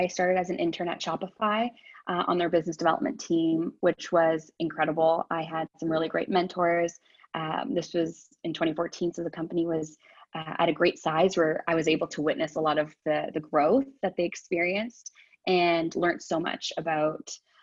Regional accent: Ottawa, Ontario, Canada; I am from Ottawa, born and raised here, went to school here, Ottawa U

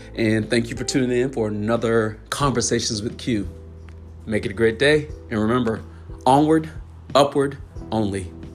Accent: the South, United States; being a lower middle class black family growing up in the South

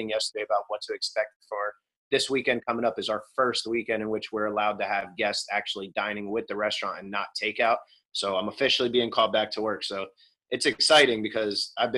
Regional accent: Bethlehem, Pennsylvania, United States; I'm from Bethlehem, Pennsylvania, Lehigh Valley, right outside of Philly

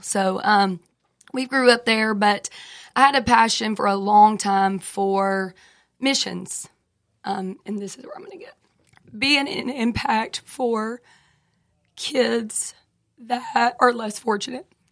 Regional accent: Franklin, United States; I grew up in Franklin.

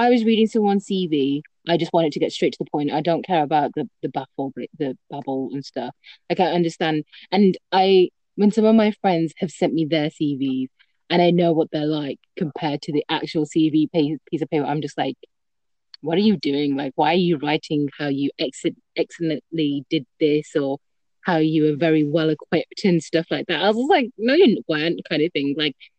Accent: United Kingdom; I'm 24 years old. I'm a pharmacist and I'm British Bangladeshi.

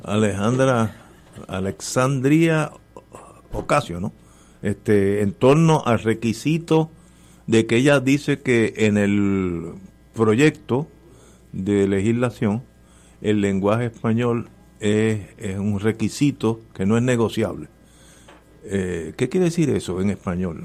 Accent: Puerto Rico; Yo, puertorriqueño

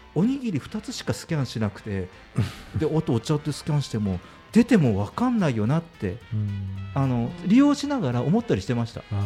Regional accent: Fukuoka, Japan; しかも博多の人間なので

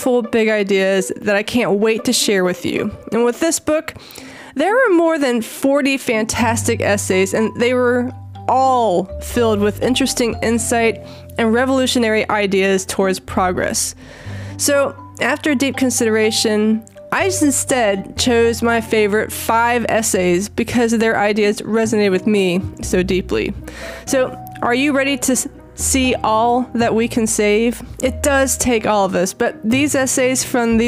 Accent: South Carolina, United States; also born or lived in Washington State; now in Washington, United States; Now, I live in Washington State right now, but I grew up in South Carolina.

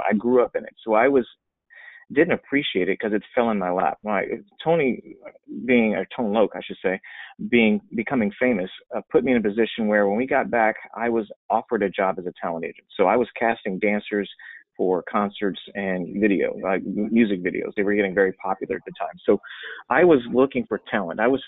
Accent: Los Angeles, California, United States; I grew up in Los Angeles, California, in the heart of entertainment

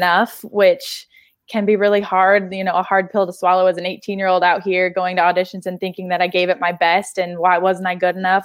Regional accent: Salt Lake City, Utah, United States; moved away as an adult; now in Los Angeles, United States; I grew up in Salt Lake City, Utah

